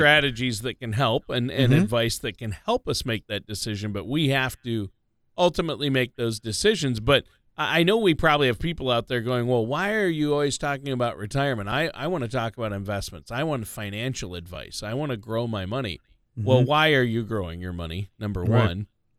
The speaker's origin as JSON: {"language": "English", "region": "Minnesota", "country": "United States", "tie": "born or raised there", "said": "I grew up being a big Minnesota North Stars fan because"}